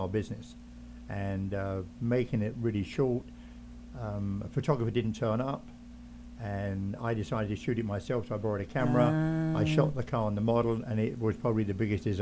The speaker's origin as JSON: {"language": "English", "region": "England", "country": "United Kingdom", "moved": "yes", "said": "I came from England originally"}